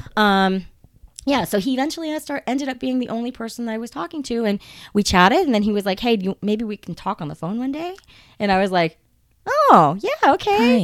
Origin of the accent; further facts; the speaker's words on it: United States; I'm Japanese American